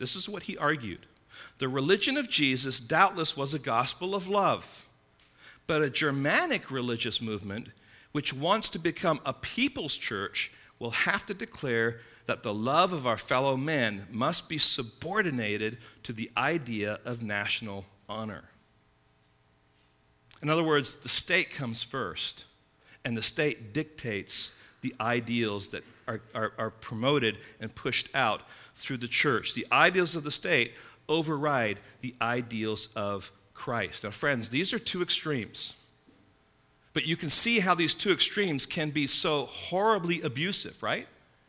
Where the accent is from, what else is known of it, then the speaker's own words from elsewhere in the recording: Midwest, United States; moved away; I came from the Midwest, you know, a number of years ago